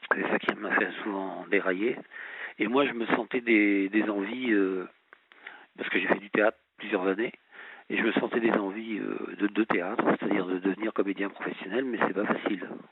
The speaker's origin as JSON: {"language": "French", "town": "La Rochelle", "region": "Nouvelle-Aquitaine", "country": "France", "tie": "born or raised there", "also_born_or_lived": "Nancy / Strasbourg", "moved": "as an adult", "lives_now": "Colmar, France", "said": "à l'origine, je suis originaire de, du sud-ouest de la France. Je suis né à La Rochelle"}